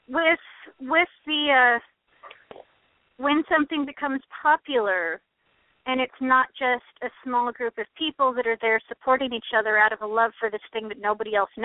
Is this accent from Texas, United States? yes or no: no; Metzger, Oregon, United States; I'm from Metzger. You still live there? I still live there